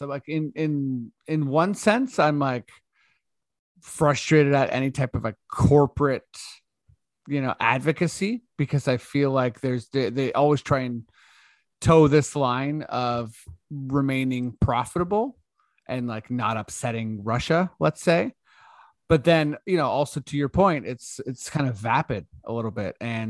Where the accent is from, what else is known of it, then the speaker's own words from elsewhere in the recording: Canada; We're Canadian.